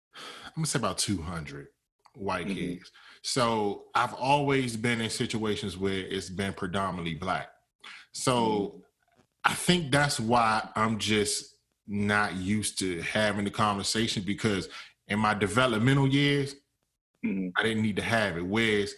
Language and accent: English; Capitol Heights, Maryland, United States; I grew up in Capitol Heights, Maryland, predominantly black, like in the 90% black. So I went to all black elementary, all black middle school, pretty much.